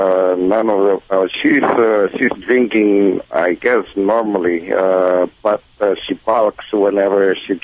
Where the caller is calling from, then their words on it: Reseda, California, United States; I'm calling from Reseda, North Hill Factory.